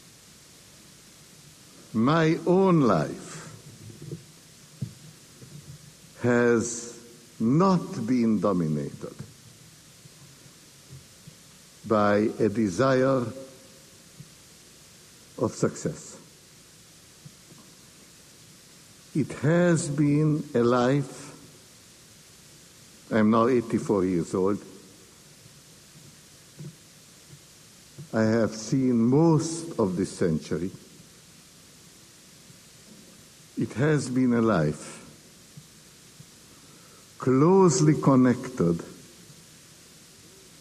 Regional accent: Hungary; now in United States; I was born in Hungary. For more than half a century, I could not and did not get back to visit my native land

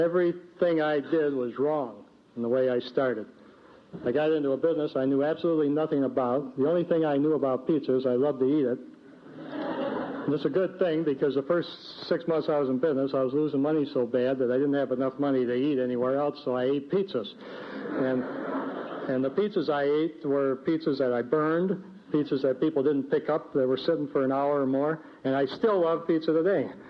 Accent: Ann Arbor, Michigan, United States; also born or lived in Jackson, Michigan; about 7 miles away from my hometown of Ann Arbor

